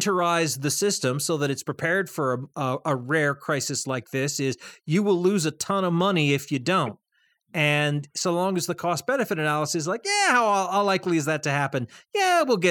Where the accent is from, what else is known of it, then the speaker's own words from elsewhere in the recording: Easthampton, Massachusetts, United States; my hometown of East Hampton